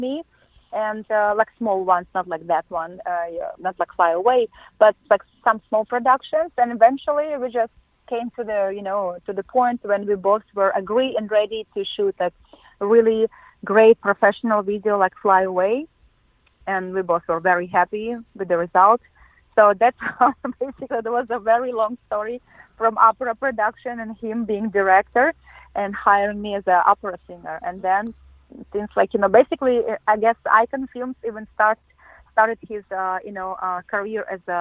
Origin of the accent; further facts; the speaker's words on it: Siberia, Russia; moved away as an adult; also born or lived in Moscow, Russia / Las Vegas, United States / New York, United States; now in Los Angeles, United States; I was born in Siberia, Russia, in a very, very small town